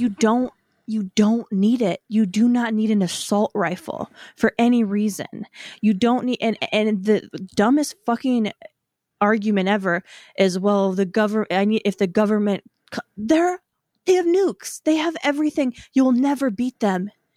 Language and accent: English; Wisconsin, United States; I grew up in Wisconsin.